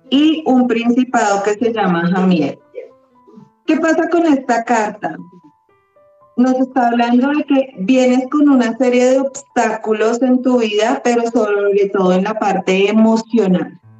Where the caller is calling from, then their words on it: Manizales, Caldas, Colombia; De Manizales.